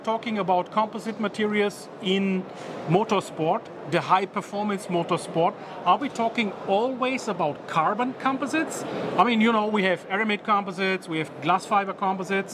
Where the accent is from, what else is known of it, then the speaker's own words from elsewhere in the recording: Germany; I'm coming from Germany